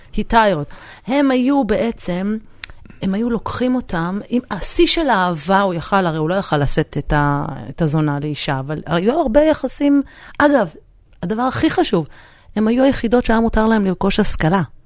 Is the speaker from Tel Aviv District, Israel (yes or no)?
no; Jerusalem, Jerusalem District, Israel; moved away; אני גדלתי בקריית היובל, שזאת שכונת פועלים אה, בדרך לעין כרם